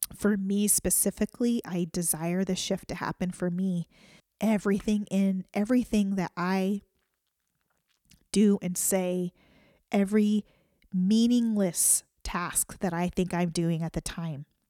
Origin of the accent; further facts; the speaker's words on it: United States; as an American citizen